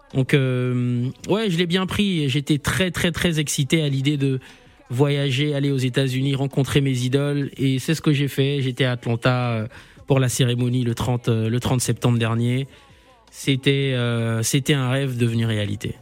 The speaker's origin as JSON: {"language": "French", "town": "Libreville", "region": "Estuaire", "country": "Gabon", "tie": "born or raised there", "moved": "yes", "lives_now": "Paris, France", "said": "je suis né à Libreville, j'ai grandi à Bellevue, un petit quartier de Libreville, 3 arrondissement"}